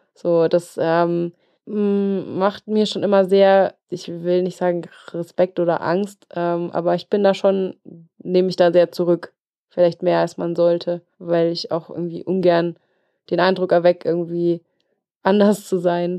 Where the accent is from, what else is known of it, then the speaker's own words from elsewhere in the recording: Regensburg, Bavaria, Germany; moved away as an adult; now in Allgäu, Germany; Regensburg, meine Heimat, ist schön und ich hänge auch sehr an Regensburg